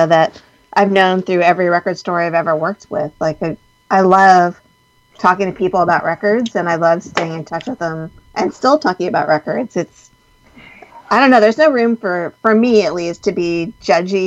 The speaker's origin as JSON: {"language": "English", "town": "Saddle River", "region": "New Jersey", "country": "United States", "tie": "born or raised there", "also_born_or_lived": "Hoboken, New Jersey", "moved": "as an adult", "lives_now": "Richmond, United States", "said": "I grew up in Saddle River, so Bergen County, northern New Jersey, just like, I don't know, 35 minutes outside of New York City"}